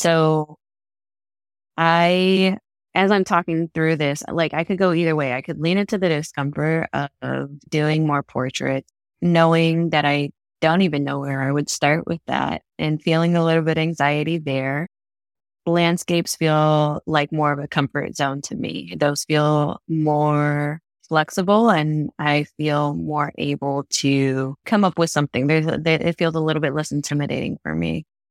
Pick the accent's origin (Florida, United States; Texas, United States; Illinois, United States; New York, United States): Florida, United States; born or raised there; also born or lived in North Dakota